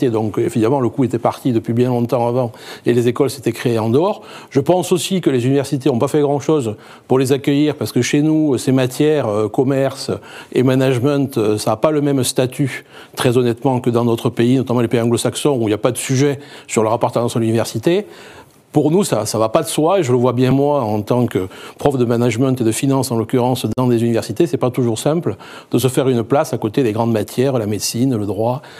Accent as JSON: {"language": "French", "town": "Bordeaux", "region": "Nouvelle-Aquitaine", "country": "France", "said": "Moi, je suis de Bordeaux. Enfin, euh, mon premier IAE, c'était à Bordeaux."}